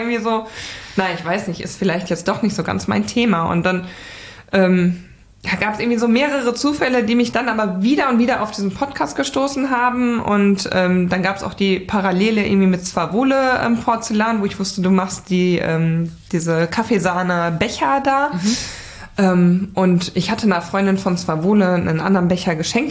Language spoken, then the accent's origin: German; Sauerland, North Rhine-Westphalia, Germany; also born or lived in Hamburg / Attendorn; hat es mich dann zurück in meine Heimat ins Sauerland ähm, verschlagen